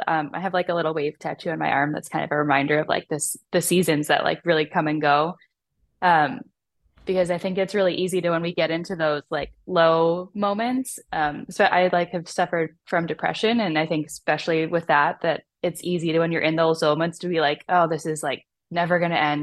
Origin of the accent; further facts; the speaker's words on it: Chicago, Illinois, United States; in my hometown of Chicago